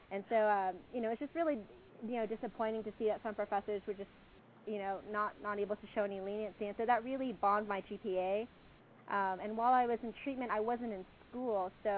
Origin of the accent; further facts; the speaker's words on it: Houston, Texas, United States; I'd already, established a life here in my hometown of Houston